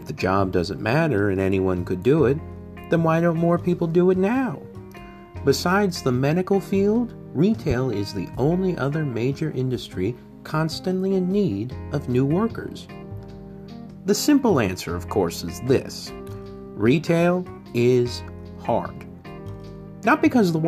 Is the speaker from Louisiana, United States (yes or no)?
no; St. Louis, Missouri, United States; I worked as a deli clerk for a well-known grocery store chain in my hometown of St. Louis, Missouri.